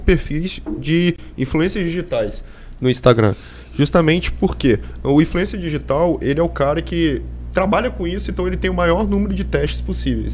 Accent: Vitória, Espírito Santo, Brazil; sou de Vitória

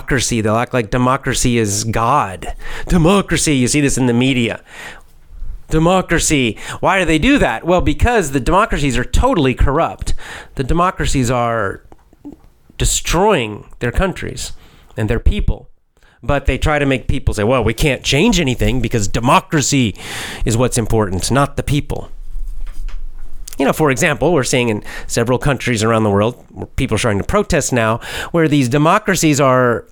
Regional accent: United States; I'm an American

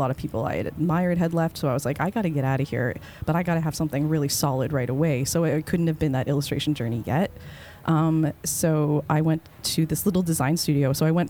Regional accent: Canada; moved away as an adult; now in United States; I'm a Canadian.

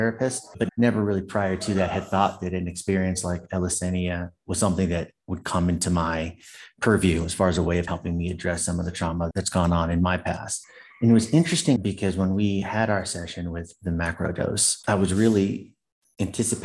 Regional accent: San Jose, California, United States; also born or lived in New York / Seattle, Washington; I was raised Catholic in San Jose, California

